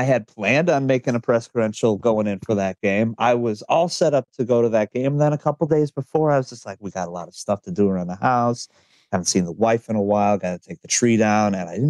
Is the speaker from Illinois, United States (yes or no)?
yes; Illinois, United States; now in Lafayette, United States; Suburban Chicago. In Lafayette, Indiana right now, which is halfway between, not halfway, it's closer to Indianapolis, but I'm a Bulls guy. I lived in Chicago until I was in my late 20s.